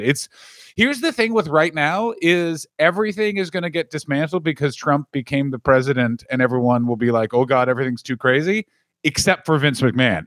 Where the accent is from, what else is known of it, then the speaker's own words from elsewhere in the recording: Ottawa, Ontario, Canada; my hometown, the capital of Canada